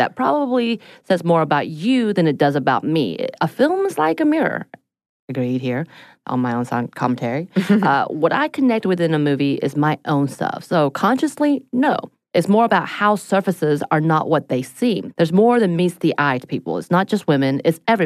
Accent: South Korea; the two musicians I knew about growing up in Korea

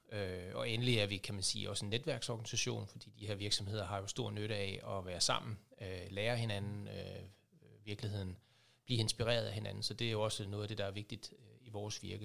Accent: Aabenraa, Southern Denmark, Denmark; kommer, ligesom dig Henrik, fra Åben Rå

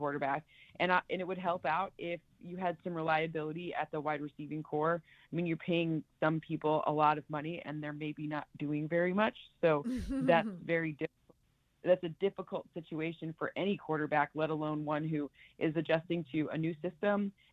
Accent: Michigan, United States; I'm from Michigan

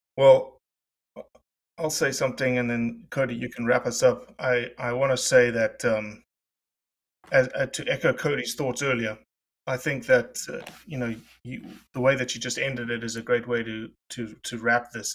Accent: South Africa; I'm South African.

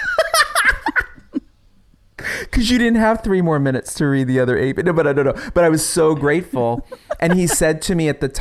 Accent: New York, United States; I'm from New York

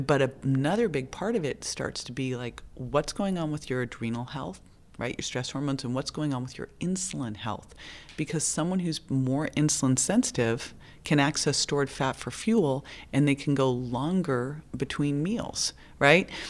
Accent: Berkeley, California, United States; I grew up in Berkeley

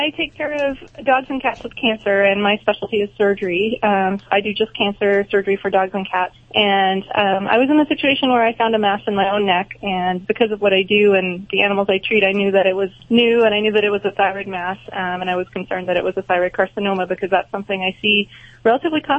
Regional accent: Canada; now in United States; Yeah, yeah. I'm Canadian. I work in Florida now, but at the time I was in I was in mm-hmm. Canada.

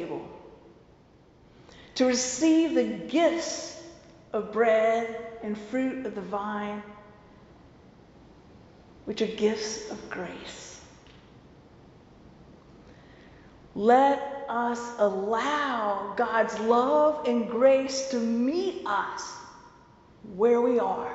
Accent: the South, Southern United States, United States; accent: southern; my southern accent

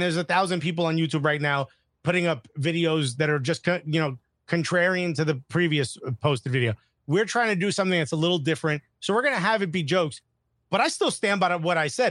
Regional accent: United States; as an American

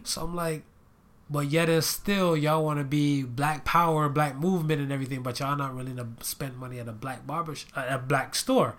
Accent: Florida, United States; now in Ohio, United States; I lived in Florida for most of my life

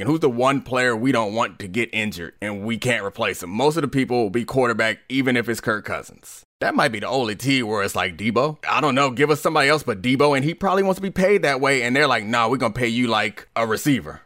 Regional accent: Baltimore, Maryland, United States; now in Washington, D.C., United States; I grew up in Baltimore

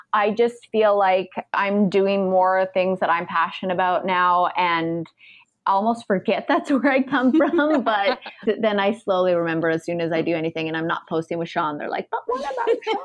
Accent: Canada; moved away as an adult; now in United States

